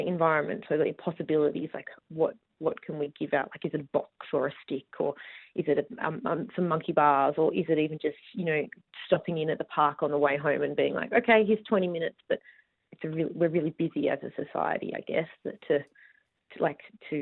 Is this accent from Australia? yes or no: yes; Busselton, Western Australia, Australia; I grew up rurally. I grew up in Busselton